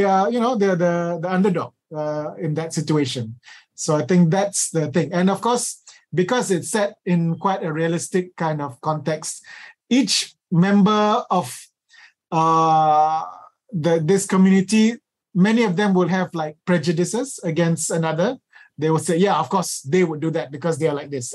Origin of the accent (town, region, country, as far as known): Malaysia